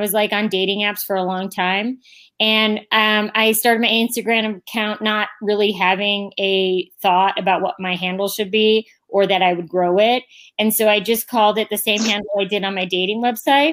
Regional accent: Northern Ohio, United States; moved away as an adult; also born or lived in Boston / New York / New Jersey; now in Castle Rock, United States; I grew up in Ohio.

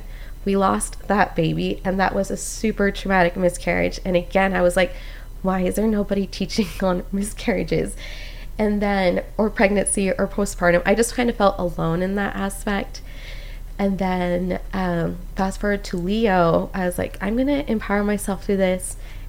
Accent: Costa Rica; And I'm Hispanic, I'm from Costa Rica, so it was very beautiful.

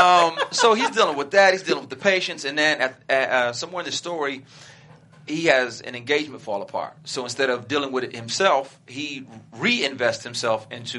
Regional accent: Flint, Michigan, United States; also born or lived in Detroit, Michigan; Born in Detroit, grew up in Flint. I love my hometown.

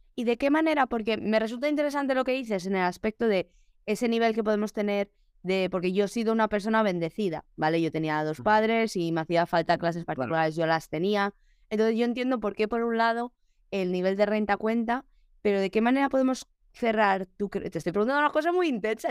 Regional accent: Alcalá de Henares, Community of Madrid, Spain; moved away; estaba en Alcalá de Henares que, que es donde, de donde soy yo

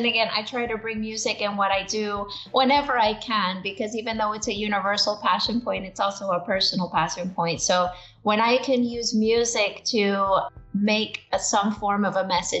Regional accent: Brownsville, Texas, United States; born or raised there

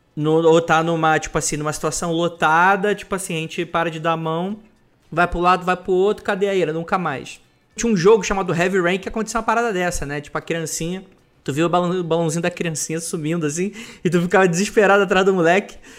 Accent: Rio de Janeiro, Brazil; moved away as an adult; now in São Paulo, Brazil; eu sou da, eu sou da CDD, né? Sou da Cidade de Deus, Rio de Janeiro

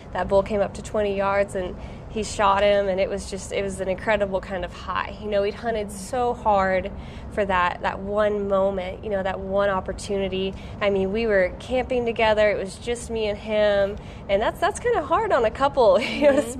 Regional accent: Arkansas, United States

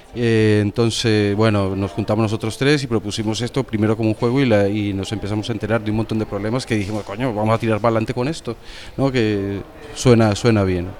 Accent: Medellín, Antioquia, Colombia; now in Spain; yo soy de Medellín

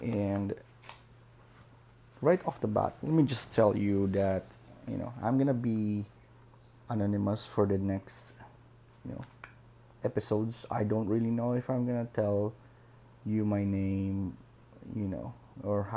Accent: Philippines; I'm a Filipino. I live in the Philippines for a long time

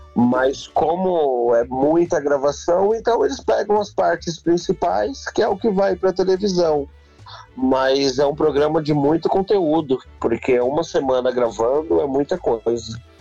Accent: São Paulo, Brazil; Eu sou natural aqui de São Paulo. Eu nasci aqui em São Paulo mesmo, aqui no bairro do, do Bexiga

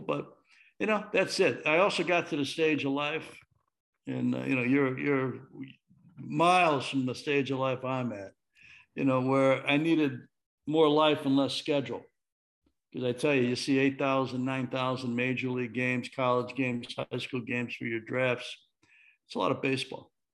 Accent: Chicago, Illinois, United States; I'm from Chicago

